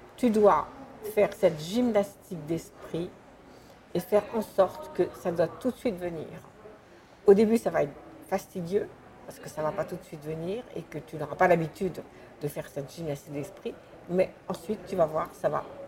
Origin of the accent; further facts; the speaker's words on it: Sainte-Adresse, Normandy, France; je, suis née à Sainte-Adresse, sous les, ciels de, de Boudin